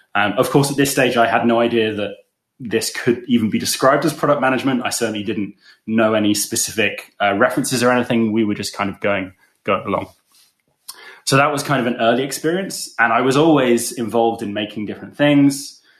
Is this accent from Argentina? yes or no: no; England, United Kingdom; moved away as an adult; also born or lived in London; now in Berlin, Germany; You can probably tell from my accent that I'm not from Germany, but I'm English.